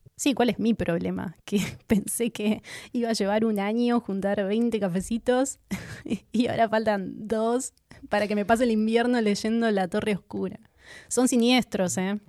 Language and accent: Spanish; Argentina; aunque somos argentinos